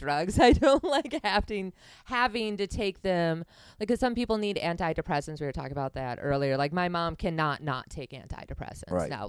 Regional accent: Wisconsin, United States; I'm from Wisconsin

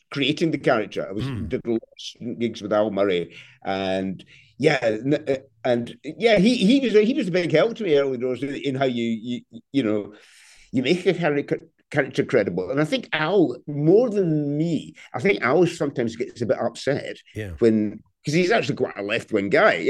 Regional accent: Glasgow, Scotland, United Kingdom; I'm already 62 and I'm from Glasgow

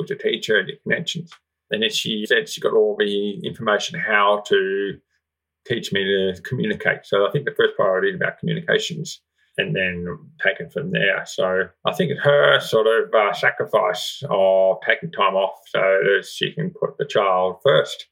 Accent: Armidale, New South Wales, Australia; I was born and bred in Armidale.

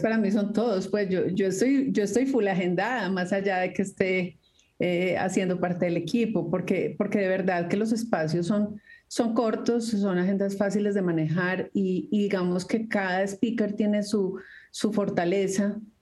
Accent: Colombia

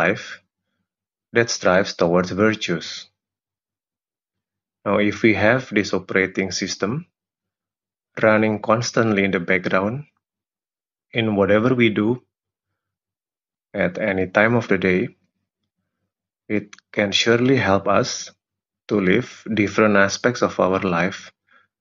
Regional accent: Jakarta, Indonesia; I'm from Jakarta, Indonesia.

